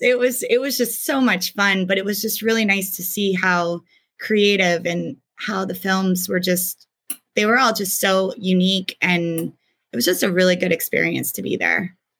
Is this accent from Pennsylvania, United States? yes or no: yes; York, Pennsylvania, United States; moved away as an adult; also born or lived in Hanover, Pennsylvania; I was raised in York, Pennsylvania